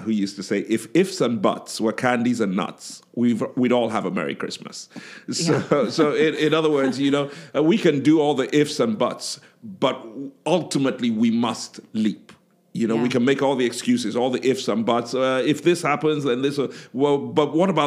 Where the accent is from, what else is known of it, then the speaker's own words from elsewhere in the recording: Nigeria; I am Nigerian